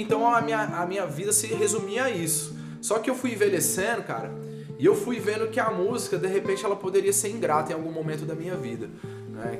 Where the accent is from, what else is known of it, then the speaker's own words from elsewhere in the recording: Brasília, Federal District, Brazil; eu sou de Brasília